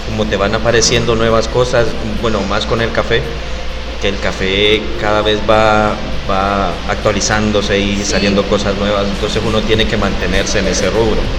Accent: Honduras; Y nosotros venimos de Honduras. Como dijiste, la, la tienda de café se llama O Café.

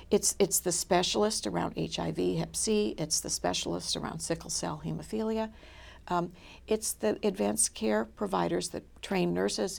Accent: Minnesota, United States; moved away; also born or lived in Michigan / Boston; I'm from Minnesota.

